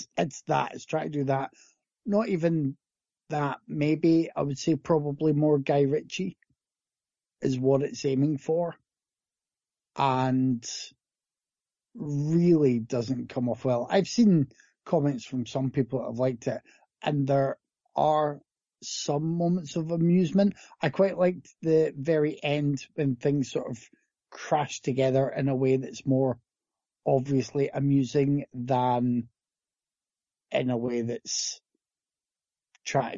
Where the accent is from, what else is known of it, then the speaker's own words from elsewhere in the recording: Scotland, United Kingdom; I grew up in Scotland